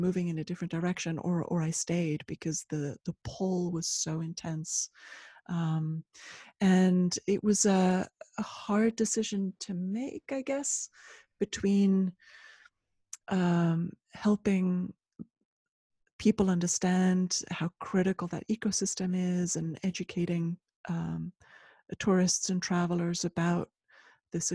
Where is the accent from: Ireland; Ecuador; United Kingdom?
Ecuador; also born or lived in Switzerland; Yes. So I'm originally from Ecuador, and I left Switzerland, where I'd finished high school.